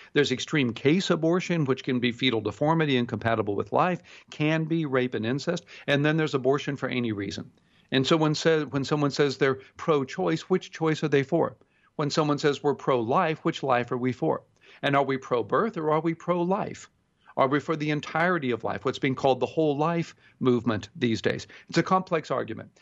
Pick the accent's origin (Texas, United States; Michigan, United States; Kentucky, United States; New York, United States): Texas, United States; Houston; growing up in Houston, Texas